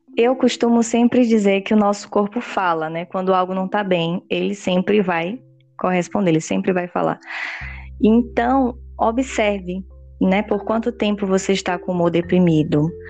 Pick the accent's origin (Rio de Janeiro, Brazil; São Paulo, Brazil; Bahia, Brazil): Bahia, Brazil; Salvador; Nós somos de Salvador